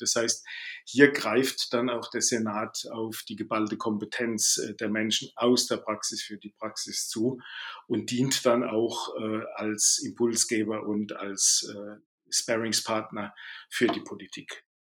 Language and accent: German; Baden-Württemberg, Germany; accent: Baden dialect; now in Bavaria, Germany; am Dialekt mag man es hören. Ich bin ein Badener, der allerdings in Bayern lebt.